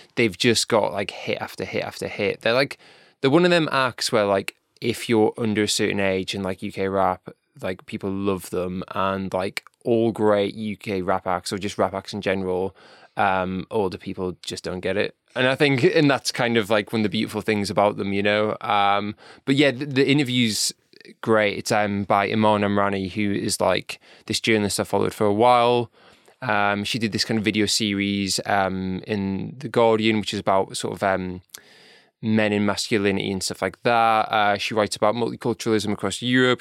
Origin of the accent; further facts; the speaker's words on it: North East England, United Kingdom; I'm from North East